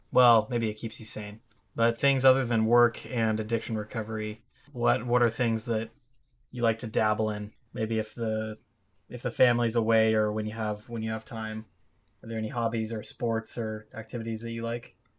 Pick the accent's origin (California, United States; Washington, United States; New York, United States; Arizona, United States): Washington, United States; I'm from Washington State